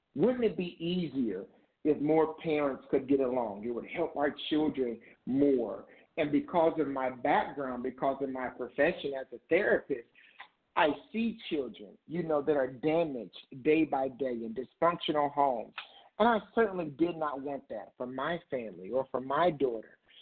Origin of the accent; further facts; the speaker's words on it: Indiana, United States; moved away as an adult; now in Ohio, United States; I'm originally from Indiana. I moved from Indiana to Ohio